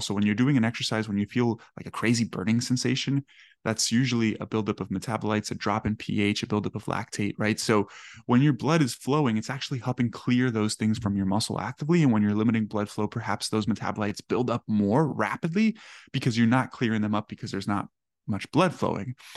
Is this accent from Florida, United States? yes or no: yes; Miami, Florida, United States; I grew up in Miami